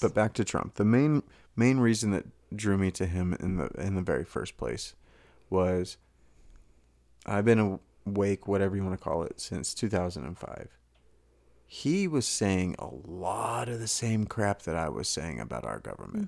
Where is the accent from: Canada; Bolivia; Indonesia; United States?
United States; Texas; I grew up in Texas